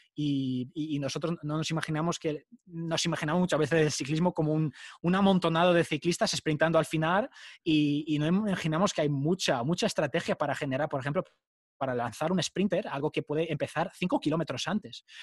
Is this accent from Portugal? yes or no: yes; Portugal; moved away as an adult; now in Madrid, Spain; soy portugués, eh, soy hijo de padre portugués, pero de madre argentina